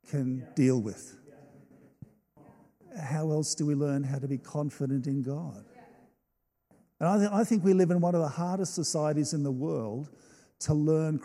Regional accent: Australia; I love being an Australian

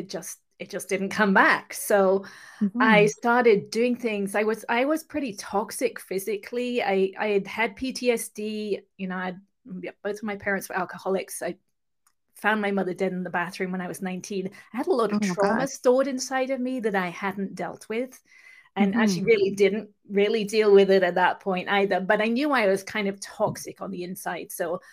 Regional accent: England, United Kingdom; accent: mixed accent; now in California, United States; I'll just let you know that I'm actually from England, but live in California. So I have kind of a mixed accent.

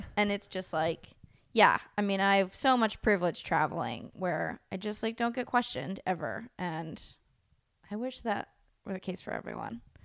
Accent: El Sobrante, California, United States; also born or lived in Oakland, California; as a little kid, um, this town called El Sobrani, which is, like, on the border of Richmond

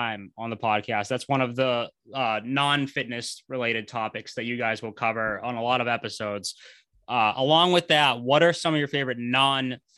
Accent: right outside of Boston, Massachusetts, United States; I'm from like right outside of Boston

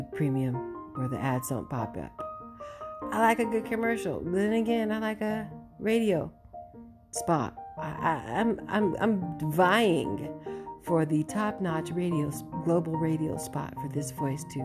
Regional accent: Oxnard, California, United States; also born or lived in Inglewood, California; I grew up in between Oxnard and Inglewood.

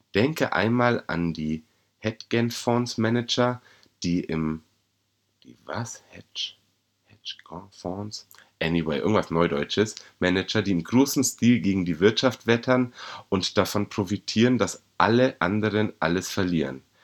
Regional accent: Bavaria, Germany; als Bayer, als Deutscher, als Europäer

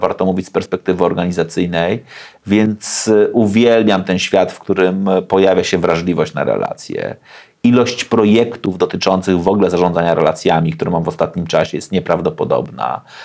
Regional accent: Gdańsk, Pomeranian Voivodeship, Poland; się wychowałem na Gdańskiej Zaspie, w blokowisku

